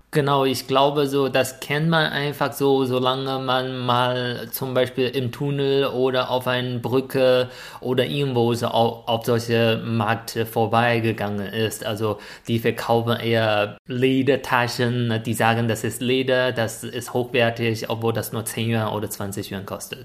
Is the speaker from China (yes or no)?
yes; China; German is a second language; moved away; als Chinese